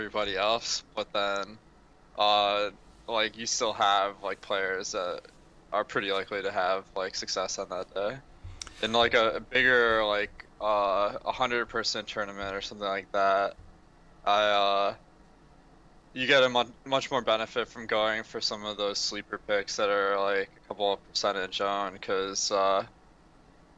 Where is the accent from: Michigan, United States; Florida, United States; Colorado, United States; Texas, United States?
Michigan, United States; I'm from Michigan